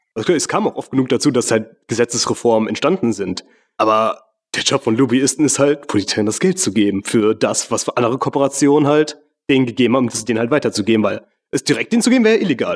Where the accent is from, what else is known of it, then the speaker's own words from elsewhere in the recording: Mauritius; moved away; in meiner Heimat, gegenüber von der Küste von Mauritius